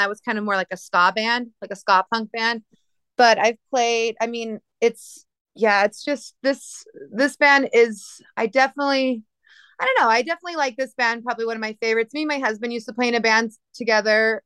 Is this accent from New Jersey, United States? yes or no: no; New Mexico, United States; I'm from New Mexico